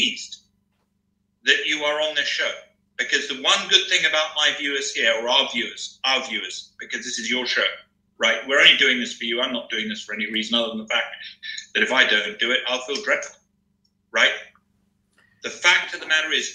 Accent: England, United Kingdom; I'm an Englishman

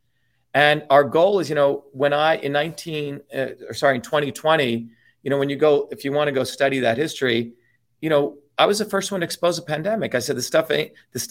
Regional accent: India; now in United States; I grew up in India, Misty, as one of the lower caste people

